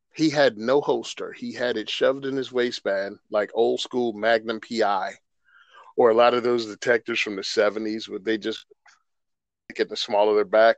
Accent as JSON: {"language": "English", "region": "Virginia", "country": "United States", "tie": "born or raised there", "said": "I'm from Virginia. I born and raised."}